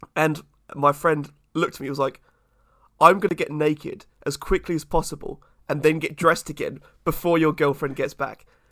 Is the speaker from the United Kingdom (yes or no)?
yes; England, United Kingdom